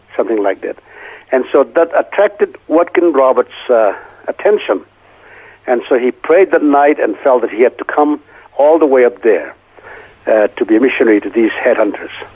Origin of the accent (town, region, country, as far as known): Senvon, Manipur, India; moved away